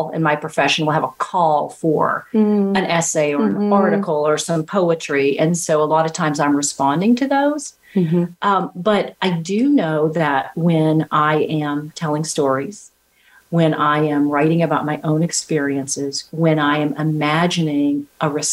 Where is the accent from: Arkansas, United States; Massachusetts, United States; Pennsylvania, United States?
Arkansas, United States; I'm from Arkansas, so they say aunt, not aunt